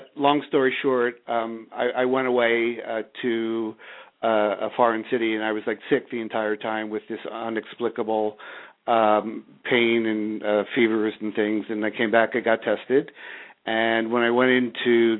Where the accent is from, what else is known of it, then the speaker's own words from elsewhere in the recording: Bala Cynwyd, Pennsylvania, United States; also born or lived in Havertown, Pennsylvania; originally I was born in the community of Havertown and then moved to Bala Cynwyd, went off to Penn State